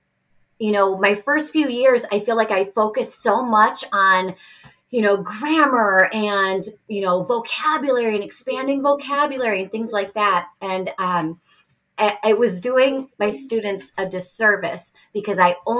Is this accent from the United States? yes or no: yes; Chicago, Illinois, United States; first language English; I grew up in Chicago, like on the north side of Chicago.